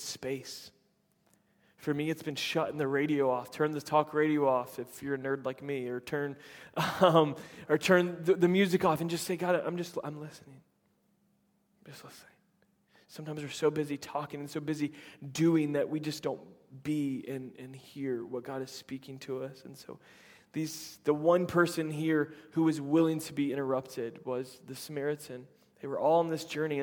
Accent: just outside of Tampa, Florida, United States; moved away; also born or lived in Chattanooga, Tennessee; my hometown just outside of Tampa

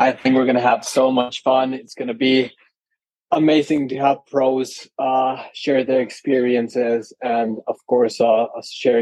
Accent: Mexico City, Mexico; I'm originally from Mexico City.

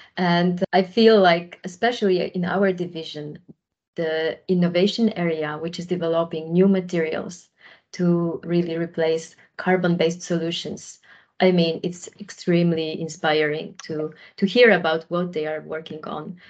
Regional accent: Poland; moved away as an adult; also born or lived in Germany / Netherlands; I, on my own, am originally from Poland. Majority of my working life I spent in Germany and the Netherlands.

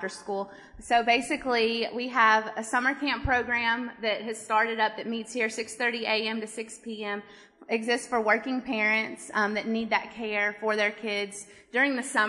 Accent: Nashville, Tennessee, United States; moved away as an adult; now in Asheville, United States; I'm from Nashville, and my family has been around summer camp and after-school programs for the past 15 or so years

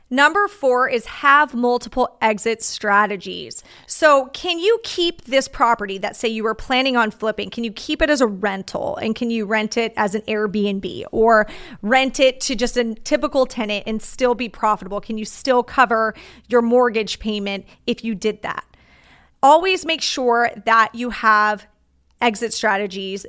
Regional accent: Orange County, California, United States; my hometown

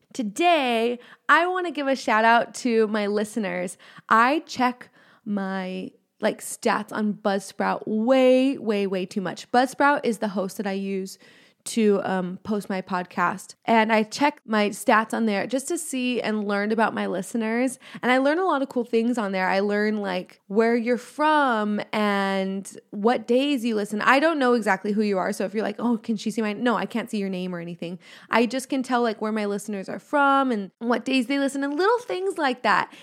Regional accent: Los Angeles County, California, United States; I am from Los Angeles County.

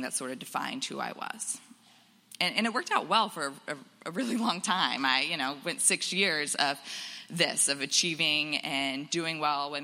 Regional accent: Florida, United States; moved away; I grew up in Florida

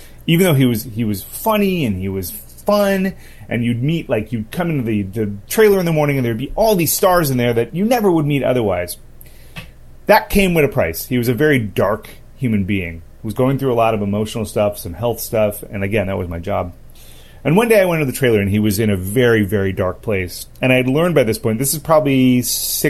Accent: Los Angeles, California, United States; I was born and raised in Los Angeles

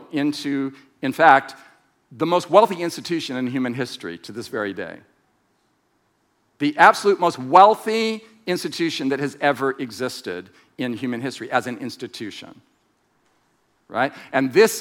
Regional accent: United States; as an American

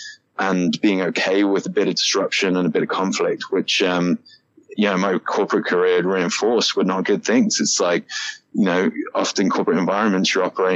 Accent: United Kingdom; moved away as an adult; now in United States; I'm also British

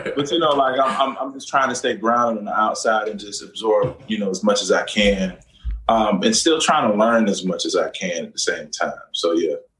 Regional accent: Orlando, Florida, United States; Central Florida, my hometown, my home city of Orlando.

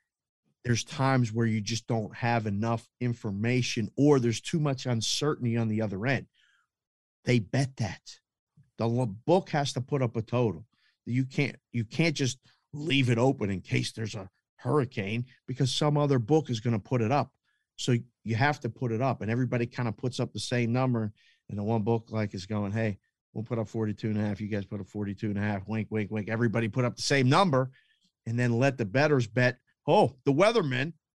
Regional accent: Pittsburgh, Pennsylvania, United States; I grew up in Pittsburgh

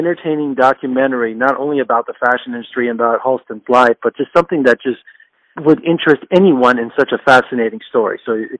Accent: Las Vegas, Nevada, United States; born or raised there

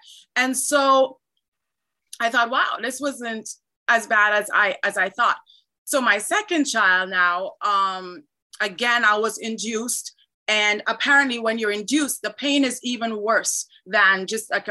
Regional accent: Trinidad & Tobago; now in Canada; I was born in Trinidad, but I live in Canada.

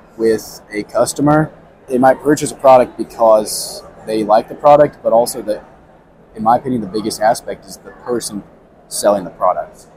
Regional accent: Southern Indiana, United States; I'm from Southern Indiana. I grew up showing pigs and cattle

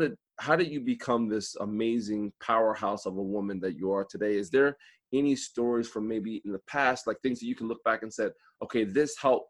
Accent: East Coast, United States; people know I'm from the East Coast right away

